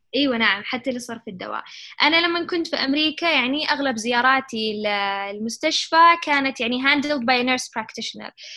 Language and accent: Arabic; Saudi Arabia; also born or lived in Chicago; إحنا بالسعودية